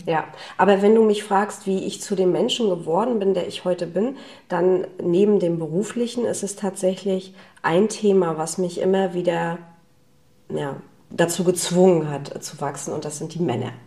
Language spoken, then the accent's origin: German; Wismar, Mecklenburg-Vorpommern, Germany; also born or lived in Rostock; ich komme ja ursprünglich aus Wismar.